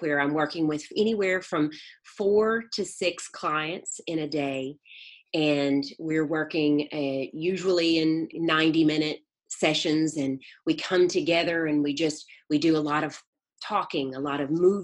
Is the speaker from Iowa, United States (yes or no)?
no; North Mississippi, United States; moved away as an adult; also born or lived in South Florida / California; now in Atlanta, United States; I was born and raised in Mississippi. I haven't lived in Mississippi since I was 18 years old